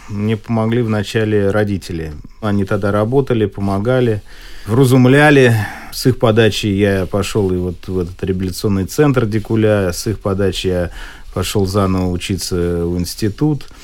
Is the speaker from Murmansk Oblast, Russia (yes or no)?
no; Moscow, Russia; я родился в Москве, мама госслужащий была, папа конструктор-изобретатель.